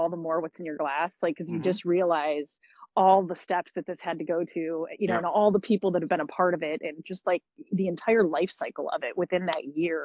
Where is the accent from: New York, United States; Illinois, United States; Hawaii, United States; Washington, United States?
Illinois, United States; Chicago; I'm from Chicago